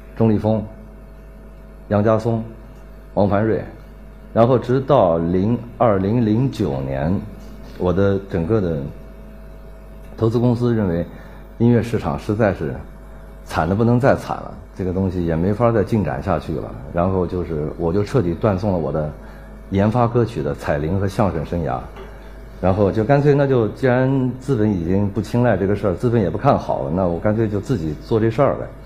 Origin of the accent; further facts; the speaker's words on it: Anhui, China; also born or lived in Nanjing; now in Beijing, China; 我们家就住在安徽省公安厅的旁边，我是安徽人。然后我在南京一直待到九八年